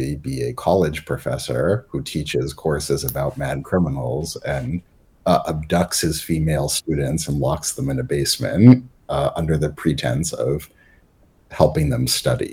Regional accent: Massachusetts, United States; I'm not from the town, but I'm from Massachusetts

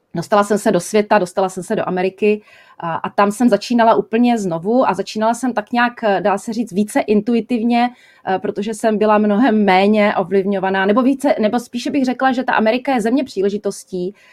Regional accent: Czechia; moved away as an adult; u nás

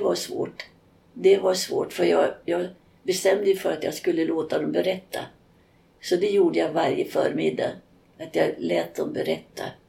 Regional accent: Sweden; Jag var ensam svensk och jag var ensam europé ibland.

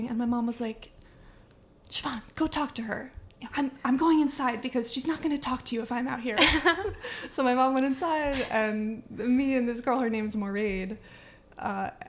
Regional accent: Northampton, Massachusetts, United States; also born or lived in Ireland; In Holyoke, Massachusetts, which is near where I grew up in Northampton, Mass

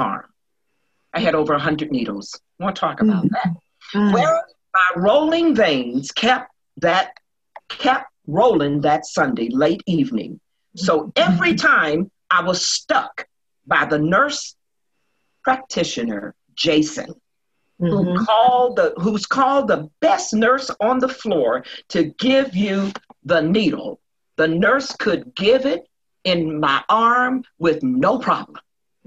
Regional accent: Charleston, West Virginia, United States; I'm from West Virginia, up on the hill, Red's Hill, where T.D. Jakes used to preach in my aunt's church

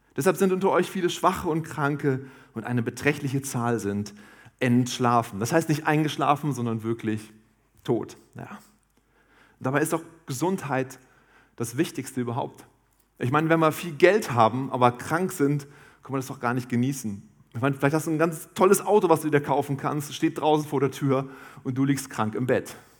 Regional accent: Harz, Germany; ich komme aus dem Harz

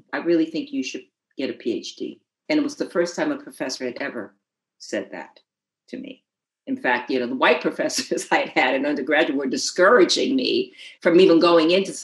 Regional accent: New Haven, Connecticut, United States; I grew up in New Haven, Connecticut

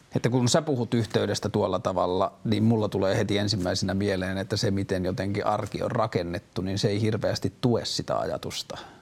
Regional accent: Tornio, Lapland, Finland; moved away; Mä oon myös kotoisin Torniosta, Kyläjoelta

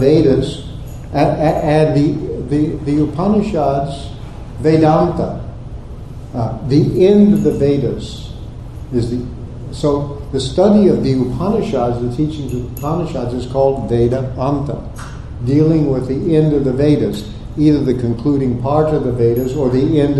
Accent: Texas, United States; also born or lived in Oklahoma; I grew up in Texas and Oklahoma

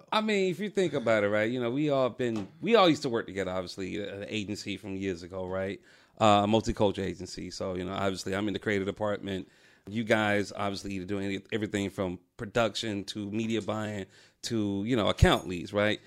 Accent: Atlanta, Georgia, United States; I'm from Atlanta

